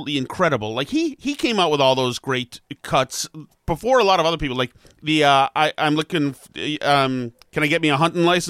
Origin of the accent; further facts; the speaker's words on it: Massachusetts, United States; growing up in Massachusetts